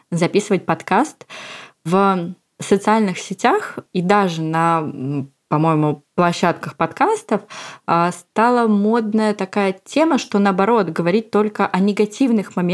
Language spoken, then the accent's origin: Russian; Moscow, Russia; я из Москвы и мама озорного и любознательного мальчика Степы